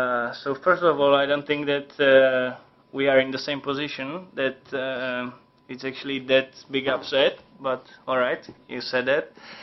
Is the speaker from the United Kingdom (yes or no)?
no; Czechia; we are from Czech